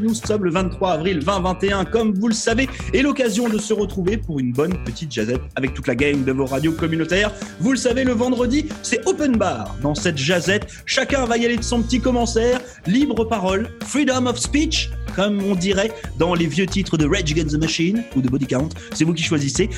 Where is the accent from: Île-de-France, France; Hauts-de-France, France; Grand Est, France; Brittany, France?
Brittany, France; moved away; la Bretagne, c'est une région en France, c'est de là d'où je viens